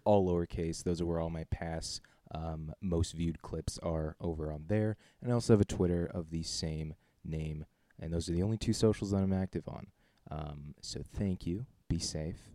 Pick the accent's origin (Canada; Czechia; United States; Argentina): Czechia; born and raised in the Czech Republic.